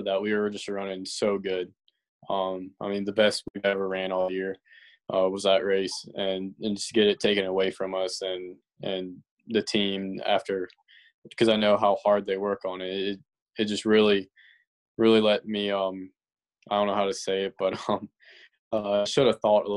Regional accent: Simpsonville, South Carolina, United States; it's a smaller town, Simpsonville.

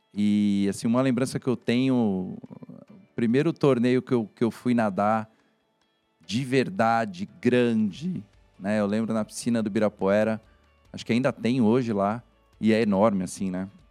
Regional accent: Santos, São Paulo, Brazil; moved away as an adult; also born or lived in São Carlos; eu sou de Santos. a né, Baixada Santista

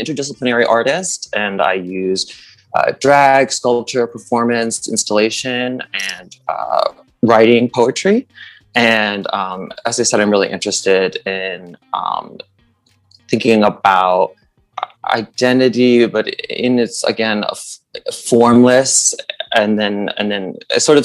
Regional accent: New York, United States; also born or lived in Brooklyn, New York; I was born on Governor's Island in New York, so-called Governor's Island in New York, which is actually called Paganuck. And I currently reside on the stolen land of the Lenape Ho King, the so-called Brooklyn, New York

